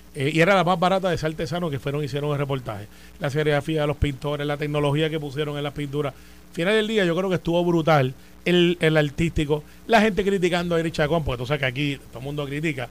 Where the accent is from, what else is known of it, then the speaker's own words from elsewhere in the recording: Puerto Rico; yo soy de Santa Rosa 2, al lado de las partes de la vuelta